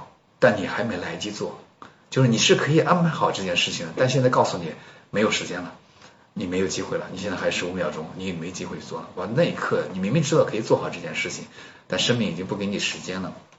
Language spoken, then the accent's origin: Chinese; China; 然后就我一个中国人，然后没有看到其他的啊那个国内去的人